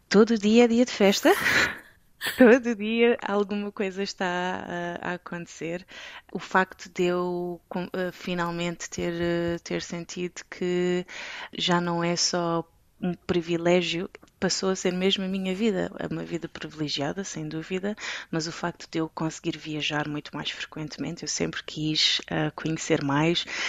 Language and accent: Portuguese; Portugal; moved away as an adult; also born or lived in Belgium / Kuwait; now in Dubai, United Arab Emirates; Nós, em Portugal